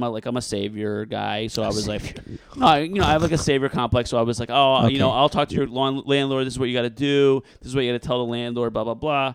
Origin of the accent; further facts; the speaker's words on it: Newark, New Jersey, United States; also born or lived in New York City; we've been going to Portuguese restaurants in Newark my entire life.